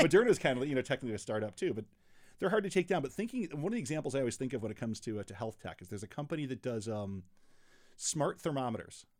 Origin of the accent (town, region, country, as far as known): Rochester, New York, United States; born or raised there; moved away; also born or lived in Chicago